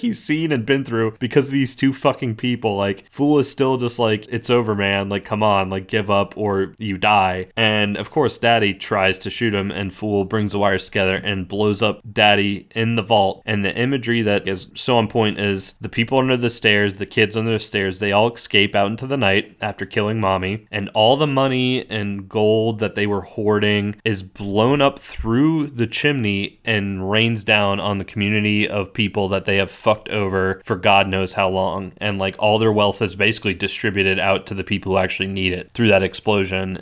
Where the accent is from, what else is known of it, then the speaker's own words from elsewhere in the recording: Southeast, United States; growing up in the Southeast